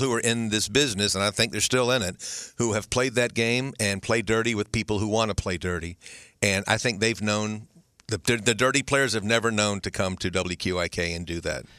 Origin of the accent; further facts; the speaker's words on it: Jacksonville, Florida, United States; I grew up here in Jacksonville